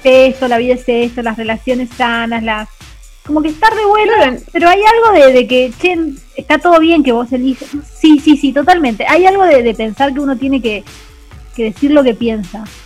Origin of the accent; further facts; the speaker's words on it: Santa Fe, Argentina; now in Buenos Aires, Argentina; nací en Santa Fe, pero yo me crecí, crecí mucho más lejos.